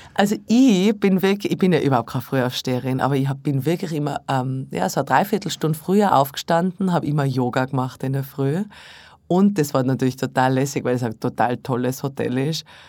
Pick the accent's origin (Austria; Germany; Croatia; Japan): Austria; Tyrol; moved away; My Hausberg in Tirol